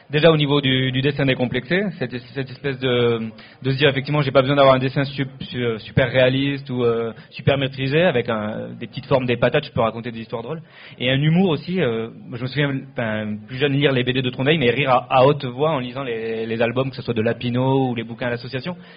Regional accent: Spain; now in France; on vient d'Espagne

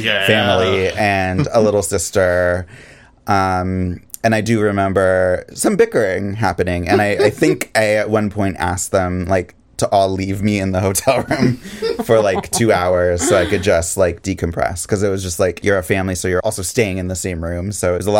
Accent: Seattle, Washington, United States; moved away; I was from Seattle

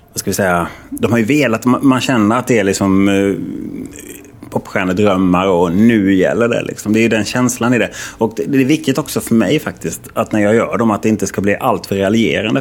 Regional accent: Halmstad, Halland County, Sweden; moved away; jag är ju från Halmstad från början

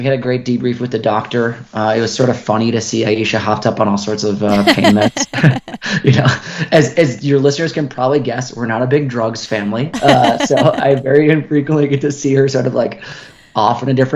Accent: Minnesota, United States; now in Boulder, United States; I grew up in Minnesota, so I'm very used to heat and humidity, but I also now live full time at altitude.

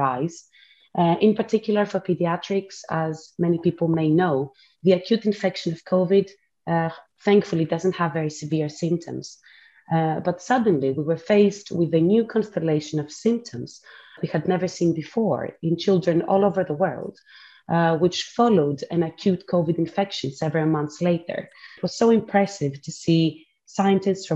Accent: Athens, Attica, Greece; moved away as an adult; also born or lived in Cambridge, United Kingdom; now in London, United Kingdom; I finished medical school back in Athens in my hometown in Greece.

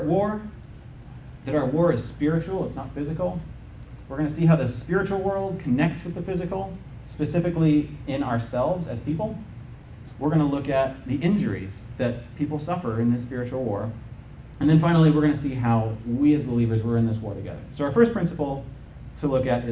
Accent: United States; as an American citizen

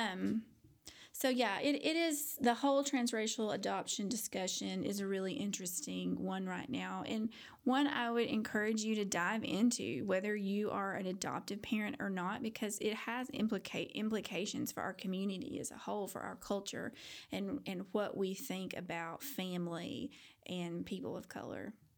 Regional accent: Paducah, Kentucky, United States; now in Fort Worth, United States; a white girl growing up in paducah kentucky

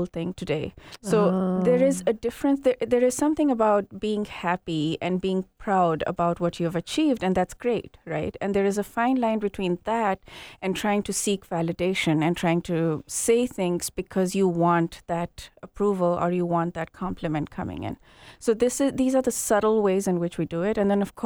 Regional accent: Kenya; moved away; also born or lived in India; I grew up in Kenya, and then the first part of my life there

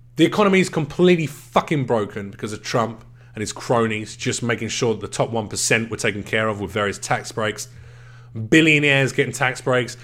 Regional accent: United Kingdom; I'm British.

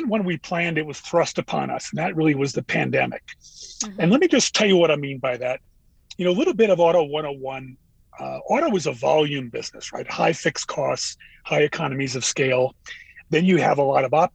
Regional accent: Northeast, United States; I grew up in the Northeast.

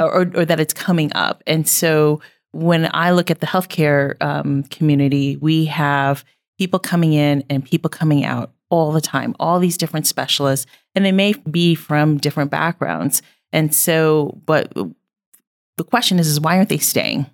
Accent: Indiana, United States; also born or lived in Kentucky / New York City; now in Billings, United States; I am from Indiana

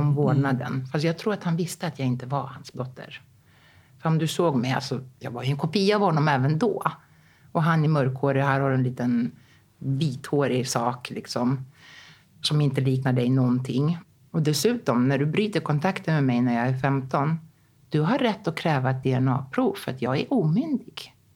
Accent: Rhodes, South Aegean, Greece; moved away as an adult; also born or lived in Stockholm, Sweden / Athens, Greece; när jag var tre år, då kom hon hem liksom och bara, mm, vi ska flytta till Rhodos

